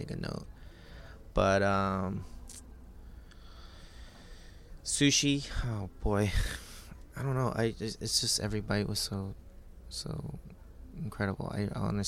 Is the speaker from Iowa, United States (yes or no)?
no; Eugene, Oregon, United States; moved away as an adult; also born or lived in New York; now in Portland, United States; I grew up in Eugene, Springfield area, where there wasn't a lot of Korean food to have except for my parents cooking